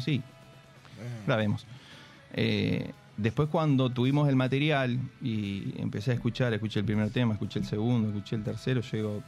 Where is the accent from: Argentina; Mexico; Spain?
Argentina; Santa Rosa, La Pampa; moved away as an adult; soy de, La Pampa, soy del interior de Santa Rosa, vine hace ocho años